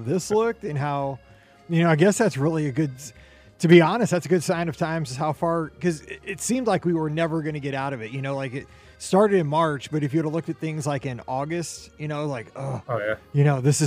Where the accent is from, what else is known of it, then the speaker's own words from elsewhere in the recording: Missouri, United States; we're from Missouri